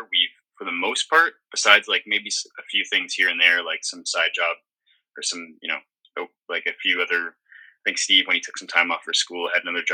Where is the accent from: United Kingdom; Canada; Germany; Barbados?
Canada; Midland, Ontario; also born or lived in Toronto; growing up in Midland, we all had different jobs. My parents owned a restaurant called McBee's in our hometown